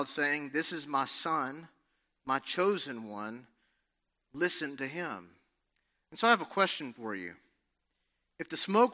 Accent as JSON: {"language": "English", "region": "Alabama", "country": "United States", "tie": "born or raised there", "also_born_or_lived": "Los Angeles, California", "moved": "as an adult", "said": "growing up in Alabama"}